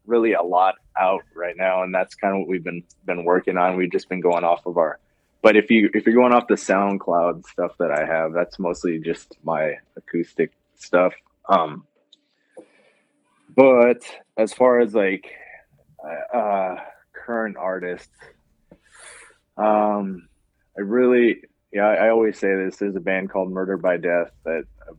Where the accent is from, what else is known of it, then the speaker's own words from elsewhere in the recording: California, United States; now in Wisconsin, United States; I grew up in California